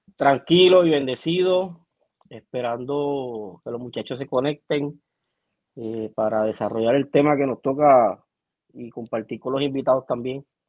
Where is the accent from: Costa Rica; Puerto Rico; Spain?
Puerto Rico; como puertorriqueño